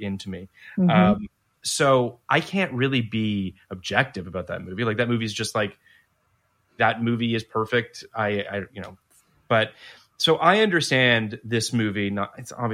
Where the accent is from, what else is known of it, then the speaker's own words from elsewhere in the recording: Canada; moved away; Growing up in Canada